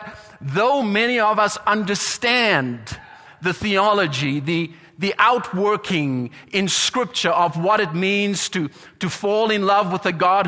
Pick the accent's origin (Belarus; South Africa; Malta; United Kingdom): South Africa; accent: South African; My accent came through there.